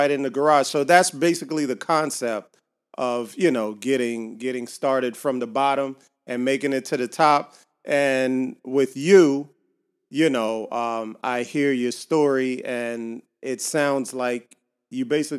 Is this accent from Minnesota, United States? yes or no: no; Miami, Florida, United States; I grew up in Little Haiti